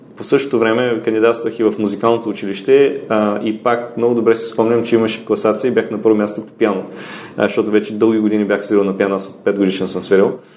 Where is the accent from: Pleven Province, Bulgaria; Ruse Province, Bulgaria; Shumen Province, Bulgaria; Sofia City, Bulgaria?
Ruse Province, Bulgaria; Ruse; moved away as an adult; also born or lived in Sofia / Silicon Valley, United States; Роден съм в а, София, но съм израснал в Русе и а, на 19 години заминах за Америка